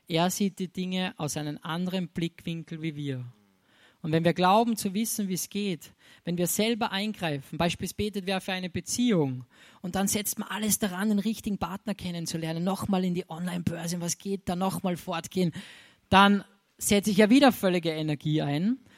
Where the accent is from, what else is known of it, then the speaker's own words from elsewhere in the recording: Austria; bei uns in Österreich ist, wenn man Geschenk, hier habe ich da mitgebracht, ach, das hätte nicht sein müssen.